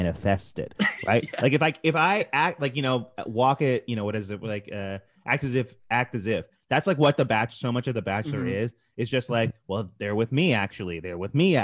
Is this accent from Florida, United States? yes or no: no; New Jersey, United States; I grew up in New Jersey